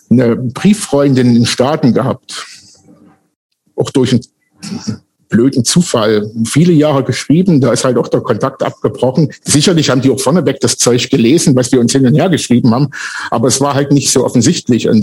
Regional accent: Saxony, Germany; Und da mein Ort, wo ich groß geworden bin, neben Wernesgrün war, sind wir eigentlich mit Wernesgrüner Bier groß geworden.

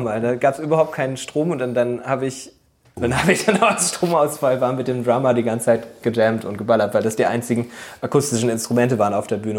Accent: Nienburg, Lower Saxony, Germany; also born or lived in Bremen; wir kommen ja aus Nienburg ursprünglich

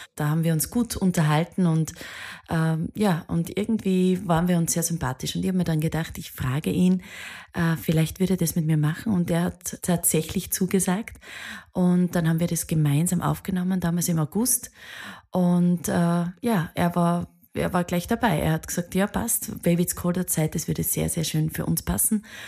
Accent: Bad Aussee, Styria, Austria; Viele aus meiner Heimat. Ich bin aus Bad Aussee.

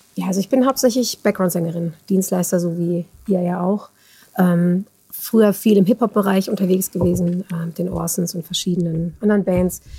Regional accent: near Bielefeld, Detmold, North Rhine-Westphalia, Germany; moved away as an adult; also born or lived in Netherlands / Münster; now in Mannheim, Germany; aufgewachsen bin ich in der Nähe von Bielefeld, Detmold

